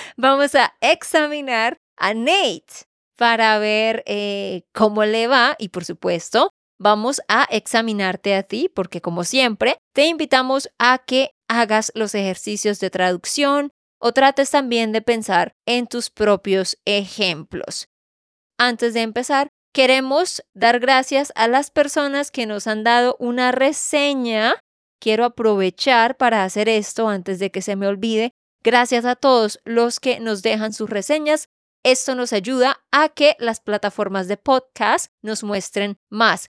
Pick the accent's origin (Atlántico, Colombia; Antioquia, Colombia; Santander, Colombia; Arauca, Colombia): Santander, Colombia; de Santander, Colombia